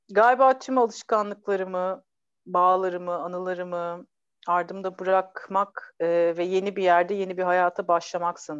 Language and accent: Turkish; Ankara, Turkey; also born or lived in Istanbul; now in İzmir, Turkey; bir Ankaralı, bir İstanbullu ve bir İzmirli kadınım aslında. Ee, bir Ankaralı olarak disiplinli, İstanbullu olarak e, hızlı, pratik ve böyle bilgi peşinde koşan biriyim. Daha çok yeni İzmirliyim